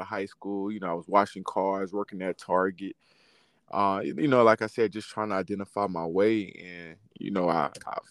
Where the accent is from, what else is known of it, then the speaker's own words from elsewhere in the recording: Riviera Beach, Florida, United States; now in Orlando, United States; I'm originally from Riviera Beach, Florida. Currently, right now, I'm residing up in Orlando, Florida